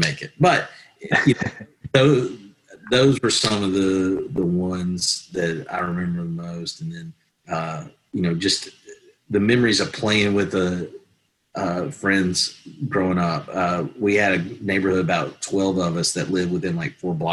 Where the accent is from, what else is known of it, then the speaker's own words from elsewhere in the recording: North Alabama, United States; growing up in North Alabama in the 80s